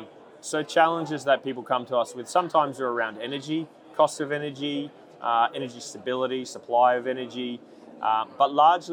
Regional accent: Australia; now in New Zealand; I'm actually a Kiwi by birth, so I want to say I've been here my whole life, but I haven't.

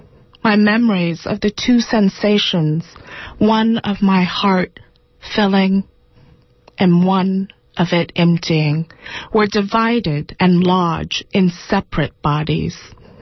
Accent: Boiling Springs, North Carolina, United States; now in New York City, United States; I grew up in Boiling Springs, North Carolina. My parents were Thomas and Deanne.

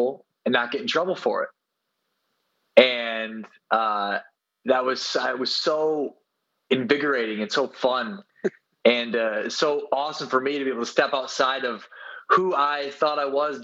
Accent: South Dakota, United States; moved away as an adult; now in Rio de Janeiro, Brazil; I'm from South Dakota in the United States

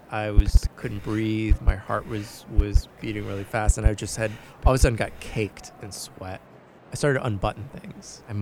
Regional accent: New York City, New York, United States; Never had really anything happen on a train other than just the general grievances of being a New Yorker.

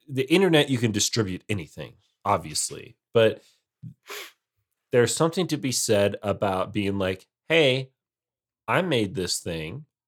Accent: United States; I am in the minority as an American who doesn't like football.

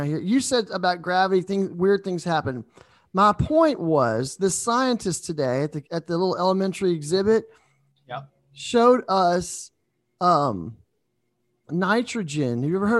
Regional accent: New Orleans, Louisiana, United States; I'm from New Orleans

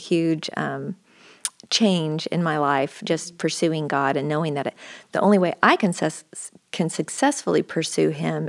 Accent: Oregon, United States; moved away as an adult; I grew up in Oregon, and I guess I was there from about the time I was 5 till I went to college, and I ended up going to Baylor is how I got to Texas.

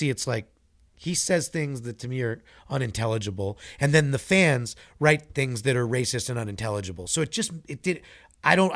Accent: Manhattan, New York, United States; I'm from Manhattan, Manhattan, New York, from New York.

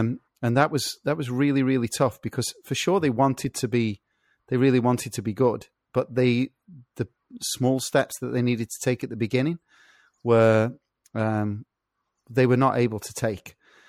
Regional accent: England, United Kingdom; I'm English.

